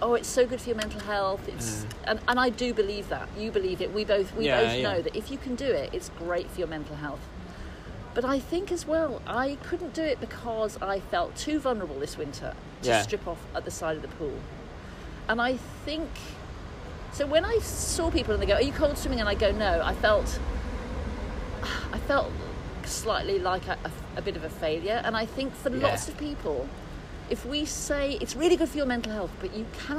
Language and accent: English; Birmingham, West Midlands, United Kingdom; I'm from Birmingham, we like things that are bleak and really hard